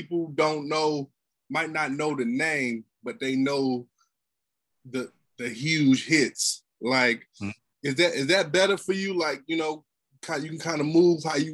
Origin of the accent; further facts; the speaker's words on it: the Carolinas, United States; I'm from the Carolinas